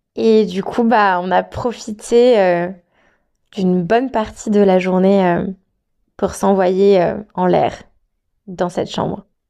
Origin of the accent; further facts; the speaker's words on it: France; moved away as an adult; also born or lived in Australia; moi je suis française